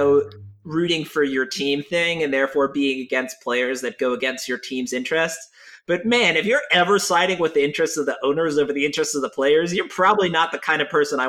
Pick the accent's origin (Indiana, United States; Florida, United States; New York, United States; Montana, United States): New York, United States; I'm actually from New York